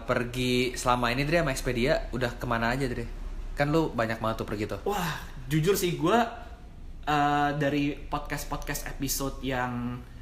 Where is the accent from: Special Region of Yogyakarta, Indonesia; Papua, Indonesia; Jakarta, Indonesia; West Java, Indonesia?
Jakarta, Indonesia; kalau gue sih lahir di Jakarta gede di Jakarta cuman papa mama gue kan uh, lahirnya di Bangka Belitung